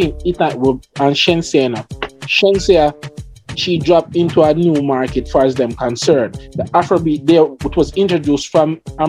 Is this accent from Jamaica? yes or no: yes; Jamaica; me as a Jamaican